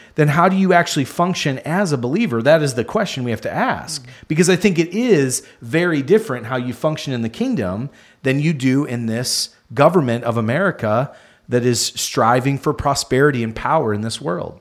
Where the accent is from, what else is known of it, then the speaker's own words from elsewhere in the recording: United States; us as American Christians